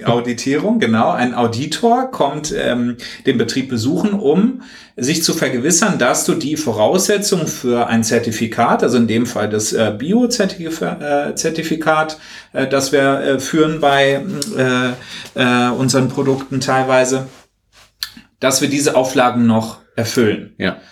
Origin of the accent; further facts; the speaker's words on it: Hesse, Germany; bei uns in Hessen in der Nähe